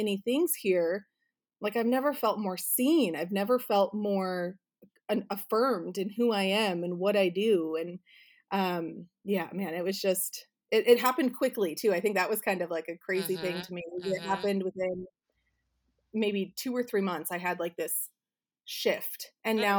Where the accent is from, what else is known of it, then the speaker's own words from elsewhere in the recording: Arizona, United States; now in Southern California, United States; I grew up in Arizona in the middle of the desert